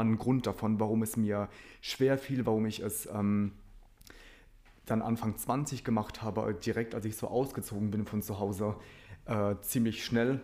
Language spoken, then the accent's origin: German; Rhineland-Palatinate, Germany; first language Polish; German is a second language; da, wo ich aufgewachsen bin, in der Pfalz